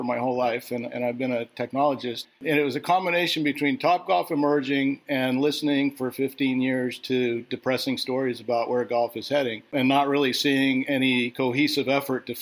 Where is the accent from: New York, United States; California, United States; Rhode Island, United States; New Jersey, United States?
California, United States; Southern; I grew up in Southern California.